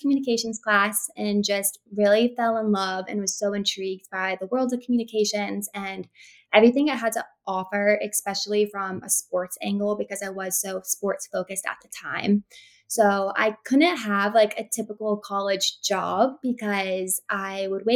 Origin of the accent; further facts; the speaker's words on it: Florida, United States; also born or lived in Texas; I was born in Texas. I moved to Florida when I was 3. So Florida, I say I'm a Floridian